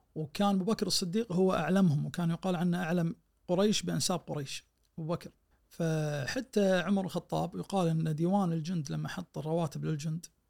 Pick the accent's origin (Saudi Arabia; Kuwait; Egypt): Kuwait; احنا عندنا بالكويت